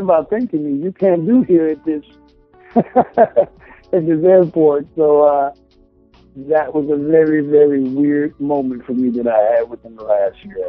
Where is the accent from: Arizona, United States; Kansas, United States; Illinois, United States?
Illinois, United States; Chicago; moved away as an adult; now in California, United States; go back to my home state of Chicago